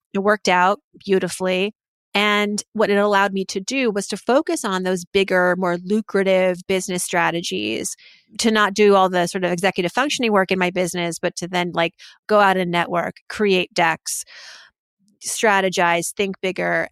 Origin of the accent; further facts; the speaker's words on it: Massachusetts, United States; middle school and elementary school, where I lived in Massachusetts